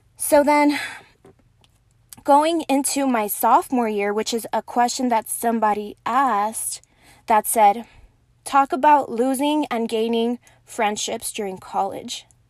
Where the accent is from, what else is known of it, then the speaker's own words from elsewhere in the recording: Horizon City, Texas, United States; also born or lived in Las Cruces, New Mexico; I grew up in Horizon City in El Paso